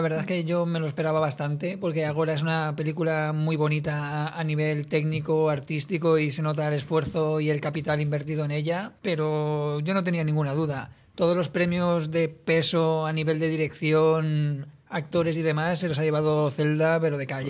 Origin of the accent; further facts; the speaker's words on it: Spain; yo como español